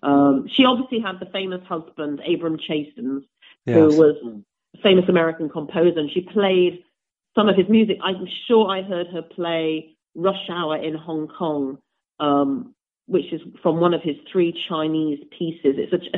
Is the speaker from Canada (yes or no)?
no; England, United Kingdom; also because I was English and she thought I was some kind of rare specimen from the UK. She liked my accent.